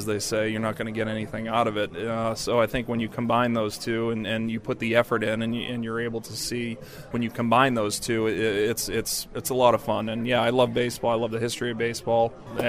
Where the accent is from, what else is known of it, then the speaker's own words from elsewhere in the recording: Boston, Massachusetts, United States; I grew up in Boston